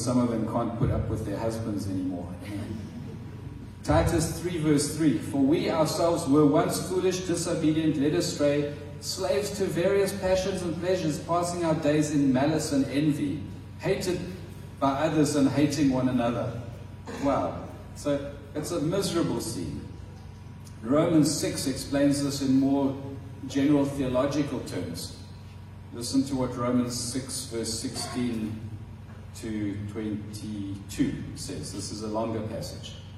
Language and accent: English; Transkei, Eastern Cape, South Africa; In South Africa, I think in the Xhosa tribe where I grew up in the Transkei, which is no longer the Transkei, it's now the Eastern Cape